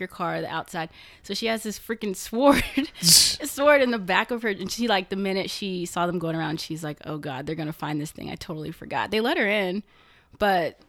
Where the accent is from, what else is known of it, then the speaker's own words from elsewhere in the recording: Oklahoma, United States; moved away as an adult; also born or lived in Washington, D.C.; We're all from Oklahoma, and we graduated from OU and moved out to DC.